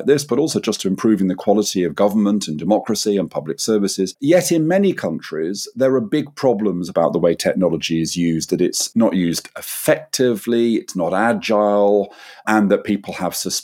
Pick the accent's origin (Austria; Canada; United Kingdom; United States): United Kingdom